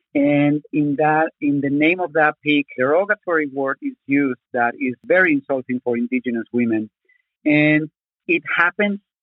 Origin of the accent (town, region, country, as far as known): Zacatecas, Mexico; born or raised there; English is a second language; also born or lived in Mexico City, Mexico; now in Tucson, United States